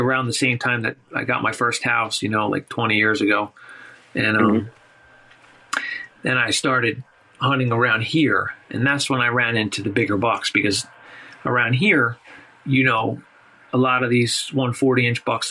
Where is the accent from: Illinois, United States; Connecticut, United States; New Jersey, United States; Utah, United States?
New Jersey, United States; Hainesport; I grew up in the Pine Barrens, you know, in our public land.